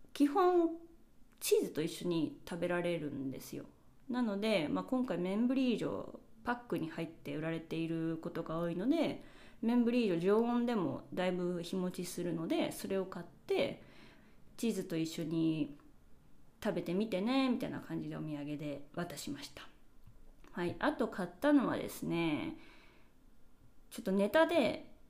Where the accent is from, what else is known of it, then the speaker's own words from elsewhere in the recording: Japan; now in Spain; うちの実家のキッチンガスコンロなので